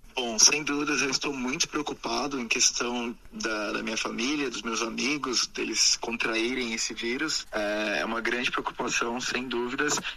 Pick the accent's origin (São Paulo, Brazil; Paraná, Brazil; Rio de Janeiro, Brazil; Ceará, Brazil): São Paulo, Brazil; Sorocaba; moved away as an adult; also born or lived in Wuhan, China / Beijing, China; now in China; eu sou do estado de São Paulo. Eu uhum. nasci em São Paulo, capital, mas depois me mudei para a cidade de Sorocaba, uhum. também no interior de São Paulo